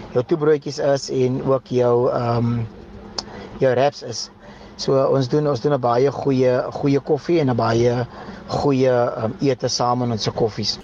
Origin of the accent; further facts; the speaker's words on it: Bredasdorp, Western Cape, South Africa; now in Eerste River, South Africa; Ek is um van Eersterivier of ek bly tans in Eersterivier. Um gebore in Bredasdorp